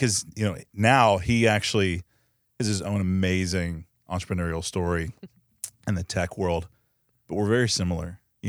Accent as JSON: {"language": "English", "town": "Coppell", "region": "Texas", "country": "United States", "said": "In Coppell."}